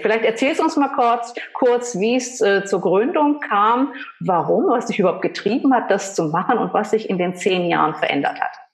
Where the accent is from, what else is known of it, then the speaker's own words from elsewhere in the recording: Saxony, Germany; Wir sind beide aus Sachsen, wenn man es nicht hört